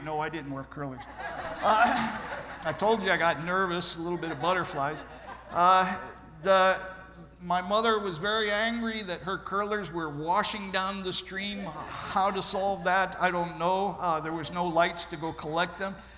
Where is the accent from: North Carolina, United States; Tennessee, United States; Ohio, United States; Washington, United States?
Ohio, United States; I'm originally from Ohio.